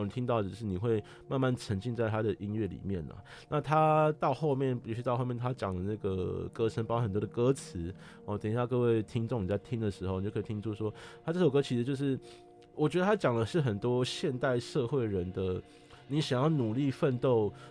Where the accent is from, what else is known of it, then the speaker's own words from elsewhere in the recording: Taipei, Taiwan; 我是东区人，哦，我从小就在这边出生长大